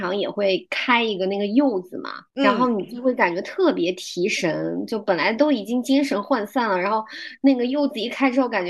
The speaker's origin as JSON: {"language": "Chinese", "region": "Zhejiang", "country": "China", "said": "我作为浙江人"}